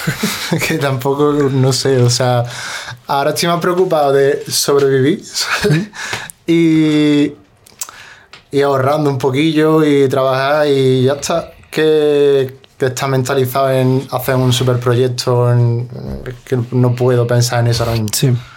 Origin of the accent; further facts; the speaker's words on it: Granada, Andalusia, Spain; also born or lived in Cerrillo de Maracena; Yo siempre digo que soy de la Chana porque yo vivía en el Cerrillo de Maracena, ¿Mm? pero toda mi vida lo he, hecho, lo he hecho en la Chana. O sea, tenía el colegio en la Chana